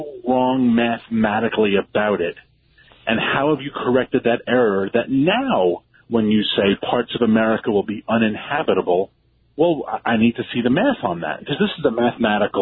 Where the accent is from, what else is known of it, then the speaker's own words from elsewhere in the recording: New York City, New York, United States; where I grew up in Queens